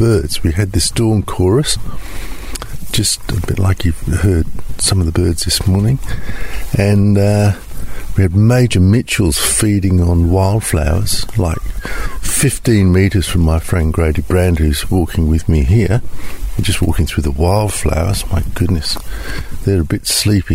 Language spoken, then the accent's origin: English; England, United Kingdom; now in Australia; I grew up in England